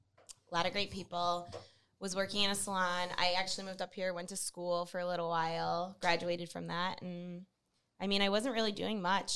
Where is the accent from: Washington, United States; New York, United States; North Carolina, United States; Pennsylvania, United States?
New York, United States; Pine Bush; moved away as an adult; now in Rochester, United States; Originally from Pine Bush, New York. I moved to Rochester it'll be 6 years in October, actually.